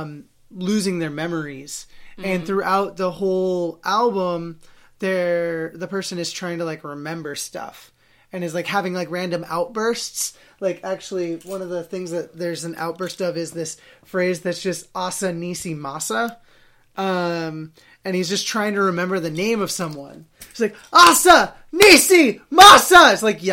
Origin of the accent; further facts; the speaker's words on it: Salem, Oregon, United States; my hometown of Salem, Oregon